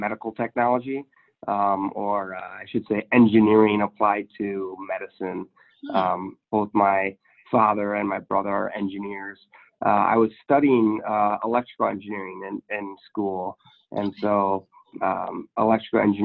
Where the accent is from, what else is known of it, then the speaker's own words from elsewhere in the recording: Michigan, United States; moved away as an adult; now in Minnesota, United States; I'm originally from Michigan